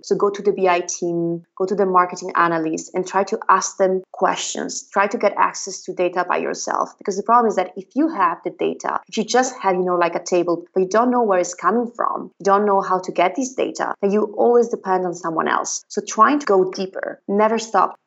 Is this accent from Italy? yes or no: yes; northern Italy, Italy; first language Italian; English is a second language; moved away as an adult; also born or lived in Padua, Italy; now in Berlin, Germany; I'm Italian and I come from a tiny little village in the middle of nowhere in the north of Italy.